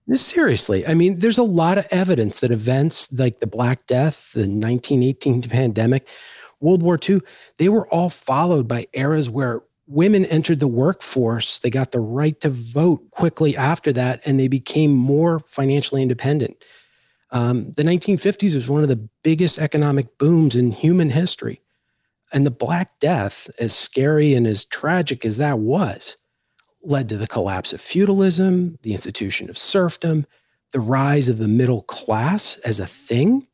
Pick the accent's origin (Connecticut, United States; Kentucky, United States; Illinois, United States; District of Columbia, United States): District of Columbia, United States; Washington; moved away as an adult; also born or lived in Ohio; I grew up in Washington, D C